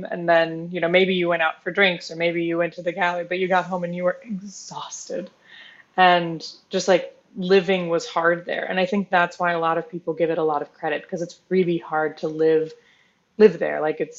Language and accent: English; Indiana, Pennsylvania, United States; I grew up in Indiana, PA, so I was born and raised there. It's a very cute town. It's got a great downtown area, so you have all of these beautiful historic buildings